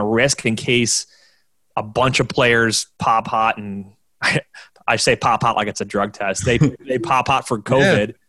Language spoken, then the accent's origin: English; Orchard Park, New York, United States; I'm from from Orchard Park, New York, where I'm 20 minutes outside of downtown Buffalo, and the stadium's in the suburbs down the street from me